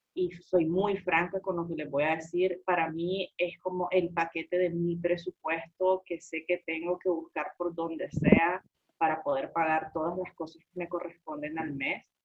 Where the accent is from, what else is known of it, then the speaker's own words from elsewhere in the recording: Nicaragua; como nicaragüense